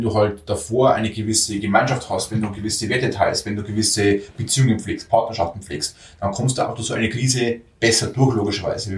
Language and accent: German; Bavaria, Germany; bei uns in Bayern